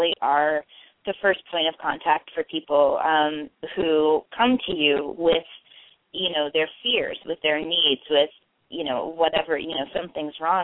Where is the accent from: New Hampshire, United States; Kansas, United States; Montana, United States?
Kansas, United States; north central; now in Oregon, United States; I grew up in north central Kansas